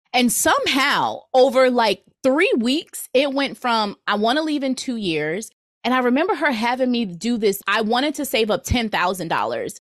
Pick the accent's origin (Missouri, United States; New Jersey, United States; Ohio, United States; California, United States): New Jersey, United States; moved away; also born or lived in Virginia; I'm from New Jersey